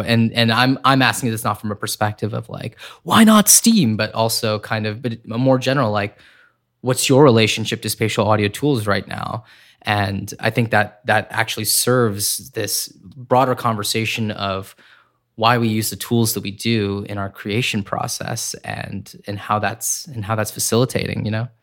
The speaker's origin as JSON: {"language": "English", "town": "Corning", "region": "New York", "country": "United States", "tie": "born or raised there", "said": "I grew up in upstate New York in a small town called Corning"}